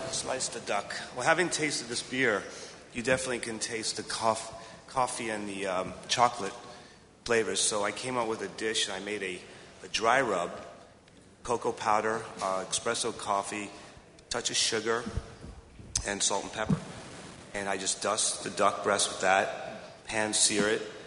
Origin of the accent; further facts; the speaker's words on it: Freeport, New York, United States; moved away; also born or lived in Miami; I grew up on Freeport, Long Island